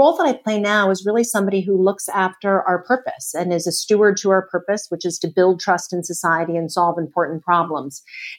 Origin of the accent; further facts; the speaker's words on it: outside of Cleveland, Ohio, United States; also born or lived in Canton, Ohio; I was born in Canton, Ohio, a small town outside of Cleveland, and then moved to outside of Cleveland, Ohio, a little bit further in.